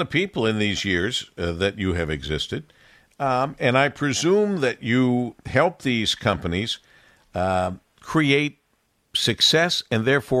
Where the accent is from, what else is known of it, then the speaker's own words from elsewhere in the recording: Monroe, Michigan, United States; also born or lived in New York City; I was young and coming from a small town, Monroe, Michigan, which I love.